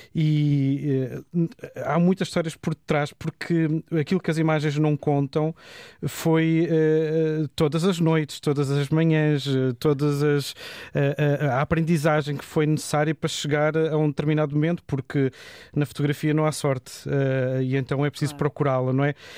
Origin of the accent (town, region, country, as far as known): Portugal